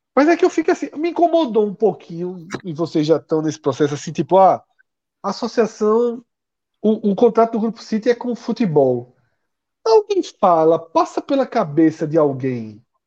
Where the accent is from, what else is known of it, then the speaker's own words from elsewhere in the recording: Recife, Pernambuco, Brazil; a gente nasceu aqui no Recife